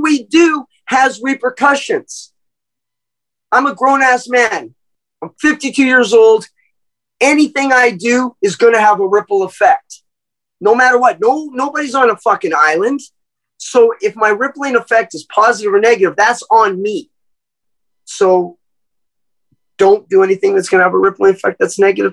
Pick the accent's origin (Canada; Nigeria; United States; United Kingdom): Canada; I'm from Canada